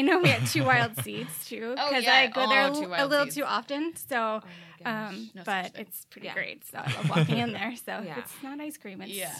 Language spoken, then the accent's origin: English; New Jersey, United States; now in Aurora, United States; Well, I am originally from New Jersey, and I moved out here to the Midwest about 14 years ago. Never thought I would live in the Midwest, but here I am. 14 years later, so that's pretty great. I live in Aurora right now